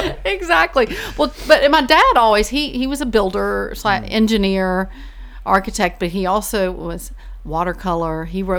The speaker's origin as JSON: {"language": "English", "town": "Sanford", "region": "North Carolina", "country": "United States", "tie": "born or raised there", "moved": "as an adult", "lives_now": "Virginia, United States", "said": "I grew up in a small town called Sanford"}